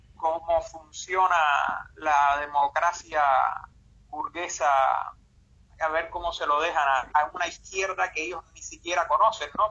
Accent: Cuba; vengo desde Cuba

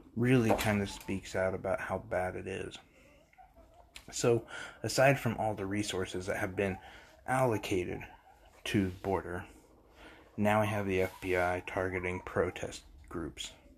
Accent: United States; as an American

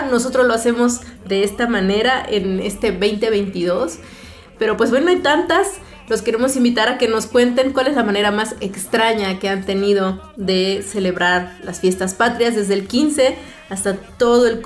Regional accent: Mexico; hablar de lo que somos, de lo que hacemos bien como mexicanos.

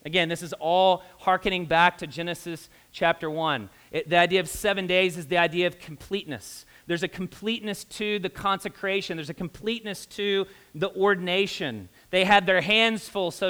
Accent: Kentucky, United States; now in Indianapolis, United States; I'm a redneck from Kentucky

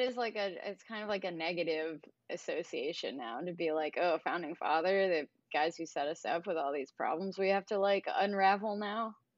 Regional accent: New Jersey, United States; my, uh, apartment complex that I grew up in in New Jersey

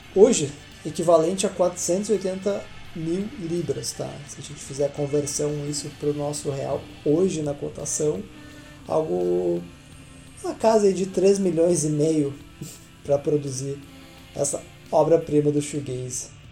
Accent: Campo Bom, Rio Grande do Sul, Brazil; também sou da cidade de Campo Bom, Rio Grande do Sul, aqui do lixo de cidade

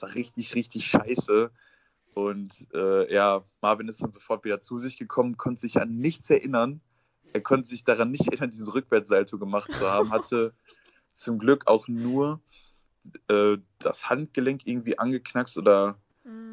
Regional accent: Essen, North Rhine-Westphalia, Germany; Ich komme aus dem Ruhrgebiet, aus Essen.

